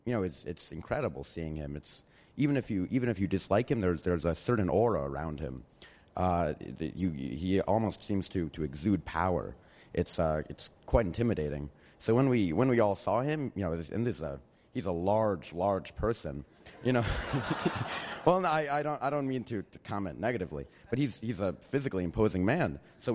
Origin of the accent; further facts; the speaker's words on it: Ardsley, New York, United States; I'm from a small village of Ardsley in New York.